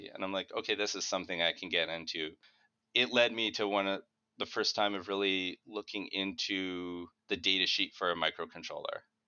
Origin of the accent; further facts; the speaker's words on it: Winnipeg, Manitoba, Canada; I'm from Winnipeg